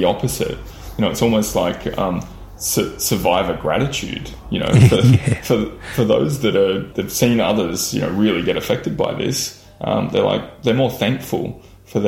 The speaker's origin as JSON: {"language": "English", "town": "Lismore", "region": "New South Wales", "country": "Australia", "tie": "born or raised there", "also_born_or_lived": "Byron Bay / Sydney", "said": "I grew up predominantly in Lismore and that associated area. So, I was born in Byron Bay and then shifted to Lismore sort of by the time I was 5 years old, and spent most of my youth around that area."}